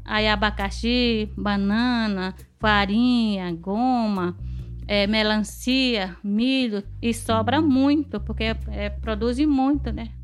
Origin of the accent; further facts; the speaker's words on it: Belém do Solimões, Amazonas, Brazil; eu, eu nasci de Mutum e nasci aqui mesmo em Belém de Solimões e cresci